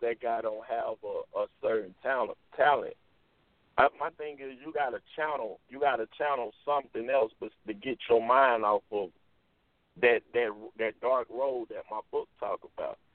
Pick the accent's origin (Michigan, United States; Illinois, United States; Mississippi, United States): Mississippi, United States; Jackson; when I did come back to Jackson to play, I played at Tougaloo College